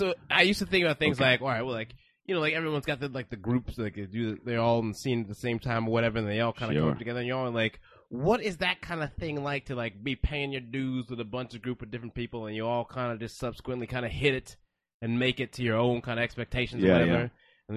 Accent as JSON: {"language": "English", "town": "Houston", "region": "Texas", "country": "United States", "tie": "born or raised there", "moved": "yes", "said": "I grew up in Houston, Texas"}